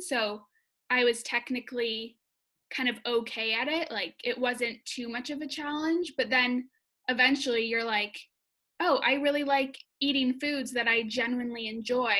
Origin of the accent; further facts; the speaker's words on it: Wisconsin, United States; moved away as an adult; also born or lived in Madison, Wisconsin; now in Chicago, United States; I'm from Wisconsin and I usually live in Chicago when quarantining